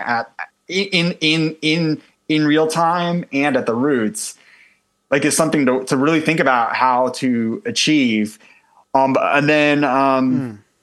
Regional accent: United States; as an American

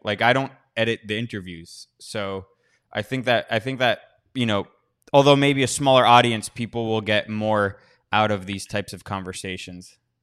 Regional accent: United States; I'm an American

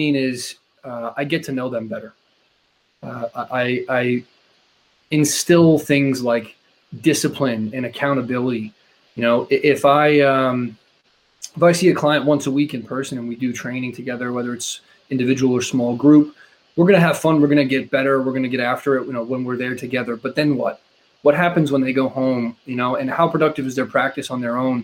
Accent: Quincy, Massachusetts, United States; grew up in Quincy, just south of Boston

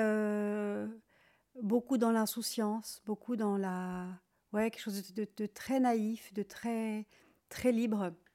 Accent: Switzerland; now in Paris, France; j'ai passé toute mon enfance en Suisse, dans la campagne

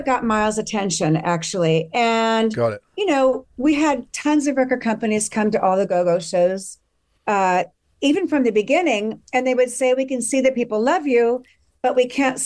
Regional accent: Southern California, United States; growing up in Southern California, there was not a whole lot to be angry about

